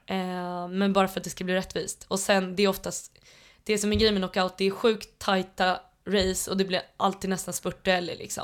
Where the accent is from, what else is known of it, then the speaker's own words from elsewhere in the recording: Tullinge, Stockholm County, Sweden; jag är uppväxt ute i Tullinge